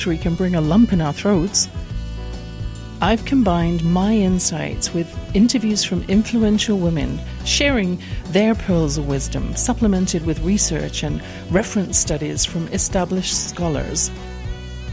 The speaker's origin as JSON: {"language": "English", "region": "England", "country": "United Kingdom", "tie": "born or raised there"}